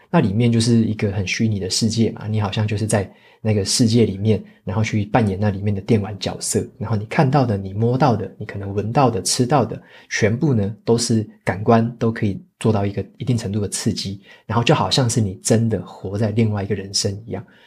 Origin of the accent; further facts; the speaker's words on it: Taitung County, Taiwan; moved away; 我自己也会回我的老家台东那边去过年